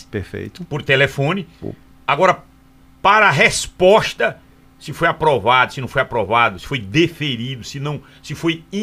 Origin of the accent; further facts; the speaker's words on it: Caruaru, Pernambuco, Brazil; Sou de Caruaru.